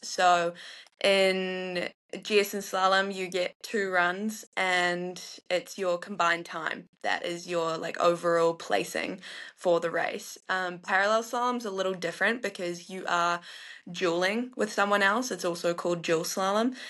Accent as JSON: {"language": "English", "region": "North Island", "country": "New Zealand", "tie": "born or raised there", "said": "I was raised in the North Island"}